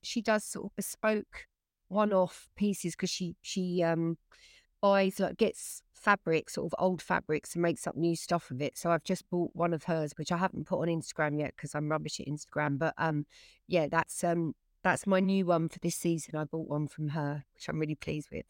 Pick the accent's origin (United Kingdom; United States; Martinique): United Kingdom; England; I'm English